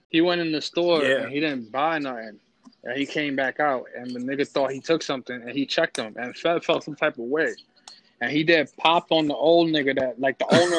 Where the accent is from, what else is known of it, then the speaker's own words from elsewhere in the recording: New York, United States; I'm from the Upper West Side. You can find me on 93rd Street.